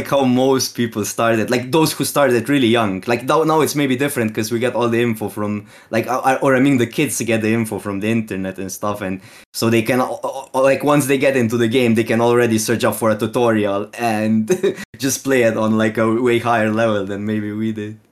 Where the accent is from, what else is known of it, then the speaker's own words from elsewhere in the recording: Slovenia; English is a second language; I'm from Slovene, so it's, um, like, the closest it is, is Ge-, is, uh, like, we live really close to Austrian border